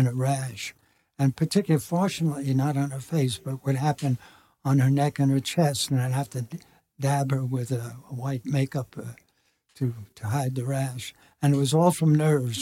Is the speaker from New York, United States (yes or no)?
yes; New York, United States; I'm a New Yorker